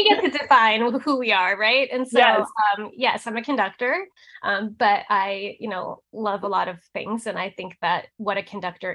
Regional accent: Massachusetts, United States; now in Nashville, United States; I'm from Massachusetts originally

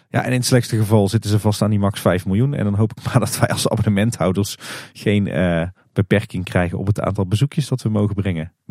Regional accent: Kaatsheuvel, North Brabant, Netherlands; We komen natuurlijk alle drie uit Kaatsheuvel.

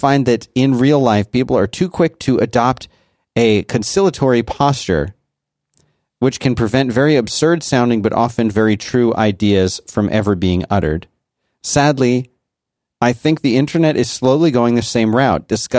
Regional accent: Brazil; English is a second language; from Brazil.

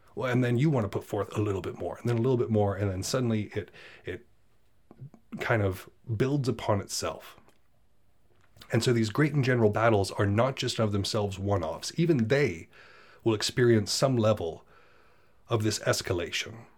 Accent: United States; I'm from America

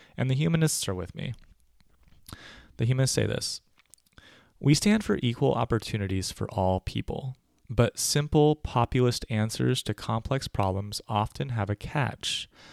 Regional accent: United States; moved away as an adult; also born or lived in California / New York; now in Berlin, Germany; I'm an American

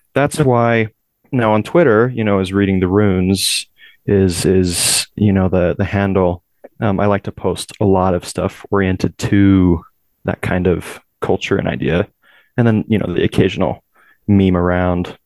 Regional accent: Utah, United States; also born or lived in California; my family moved here to Utah um, when I was still fairly young. I was about six years old, um, so I consider myself more Utah than Californian.

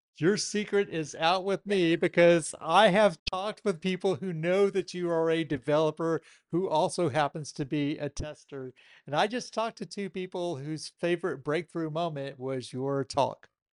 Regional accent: Chattanooga, Tennessee, United States; I'm from Chattanooga, Tennessee

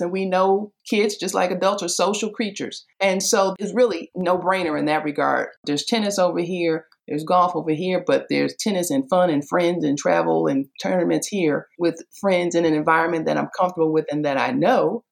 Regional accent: Detroit, Michigan, United States; I grew up in Detroit, Michigan

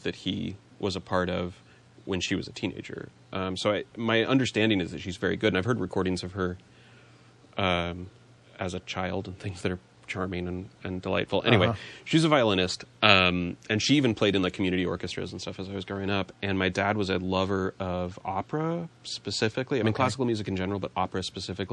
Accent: Riverside, California, United States; I grew up in Riverside, California

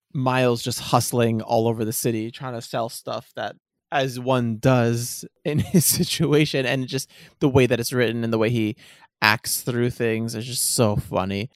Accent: Washington, District of Columbia, United States; my hometown of Washington, D C

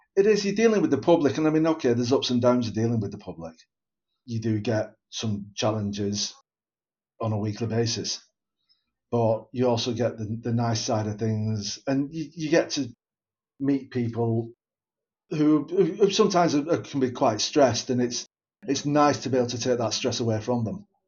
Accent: Bolton, North West England, United Kingdom; Born and bred in Bolton, still live in Bolton

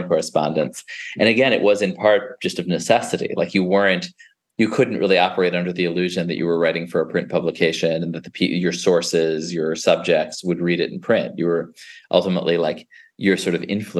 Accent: New York City, New York, United States; also born or lived in Brooklyn, New York; I grew up in the Upper West Side of Manhattan and now live in Ditmas Park in Brooklyn

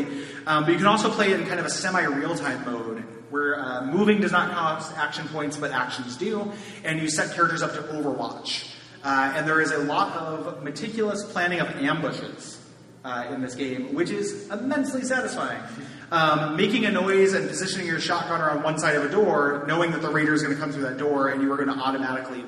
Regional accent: DeKalb, Illinois, United States; I am from DeKalb, Illinois, about an hour west of Chicago

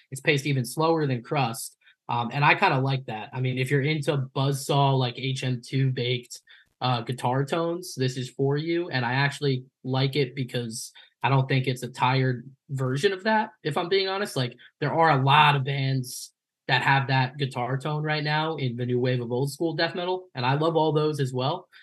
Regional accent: Long Island, New York, United States; growing up on Long Island

